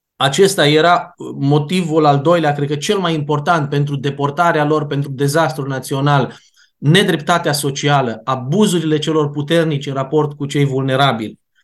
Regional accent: Timișoara, Timiș County, Romania; Noi cei care vorbim acum aici suntem din Timișoara

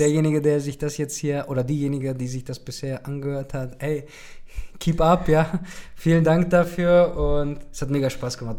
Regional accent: Germany; hier bei uns in Deutschland

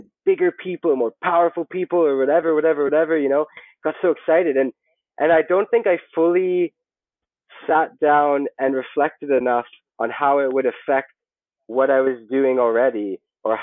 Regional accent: Canada; moved away as an adult; also born or lived in Hong Kong; now in Philippines; growing up in Canada

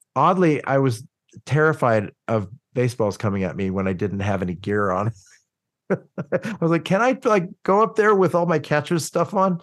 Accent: Oklahoma City, Oklahoma, United States; growing up in Oklahoma City

